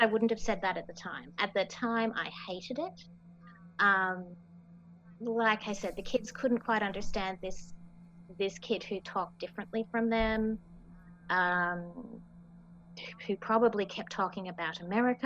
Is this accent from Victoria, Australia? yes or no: yes; Victoria, Australia; also born or lived in Minnesota, United States; I am Australian and I am American